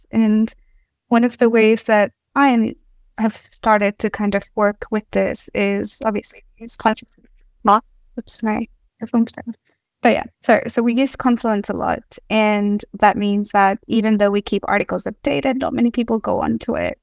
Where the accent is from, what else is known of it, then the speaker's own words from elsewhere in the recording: Australia; now in Stockholm, Sweden; I am also from Australia